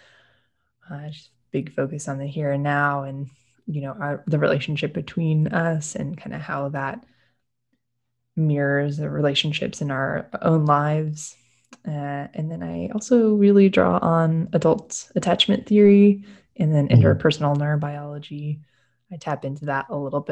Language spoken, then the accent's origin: English; Austin, Texas, United States; I'm actually from Austin. Some people call us unicorns for actually being born here and staying here.